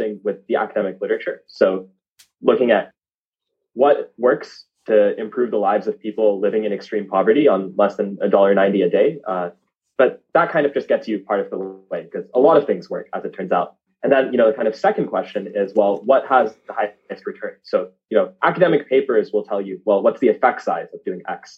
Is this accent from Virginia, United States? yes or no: no; suburb outside Miami, South Florida, United States; I grew up in the States. Parents migrated to South Florida from India. So, you know, spent the first 18 years of my life in South Florida in a little suburb 40 minutes outside of downtown Miami